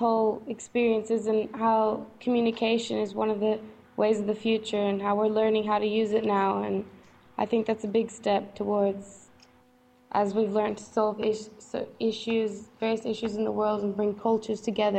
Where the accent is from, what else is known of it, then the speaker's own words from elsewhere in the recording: Australia; I'm from Australia.